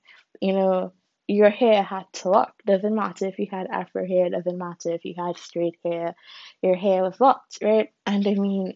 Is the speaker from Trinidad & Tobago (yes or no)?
yes; Trinidad & Tobago; I am Trinidadian. That is my ethnicity.